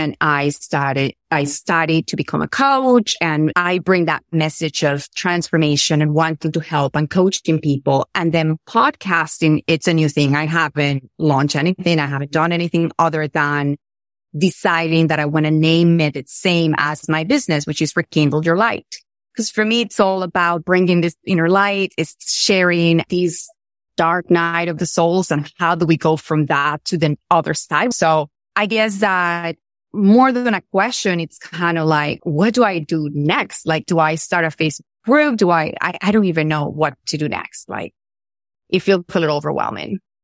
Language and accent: English; Venezuela; I'm from Venezuela